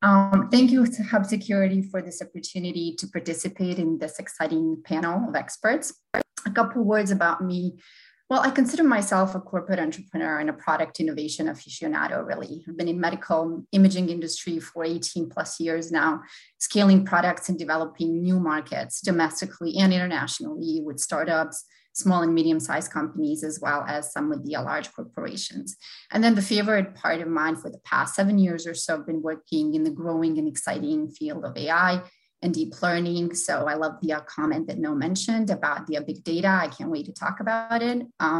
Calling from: Boston, Massachusetts, United States; I'm joining from the Boston area today.

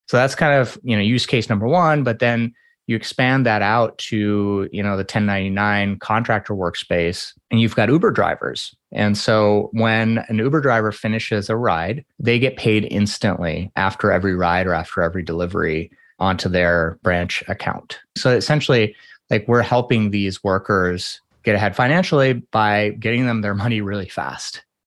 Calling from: Minneapolis, Minnesota, United States; I am calling in from Minneapolis, Minnesota.

